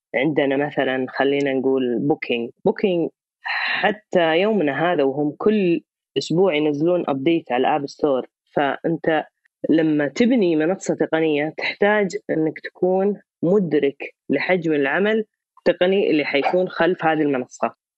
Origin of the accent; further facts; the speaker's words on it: Saudi Arabia; عندنا في السعوديه